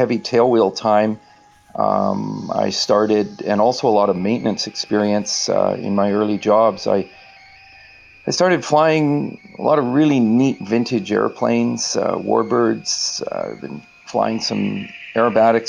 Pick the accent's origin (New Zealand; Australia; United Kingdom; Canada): Canada; Ladner, British Columbia; I grew up in Ladner in an agricultural area